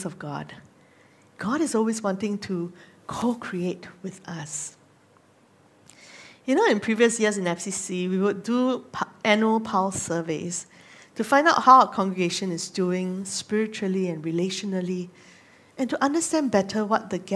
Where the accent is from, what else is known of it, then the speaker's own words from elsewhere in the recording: Singapore; moved away as an adult; also born or lived in Nagano, Japan; I grew up in Singapore, but I'm very thankful that I got to live in some of the more rural areas in Japan when I was serving there.